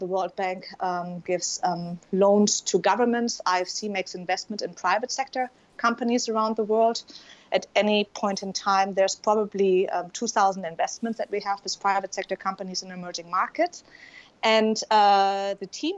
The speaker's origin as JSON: {"language": "English", "country": "Germany", "also_born_or_lived": "Yemen", "accent": "German", "second_language": "English", "moved": "as an adult", "said": "you can probably tell I'm German, given my accent"}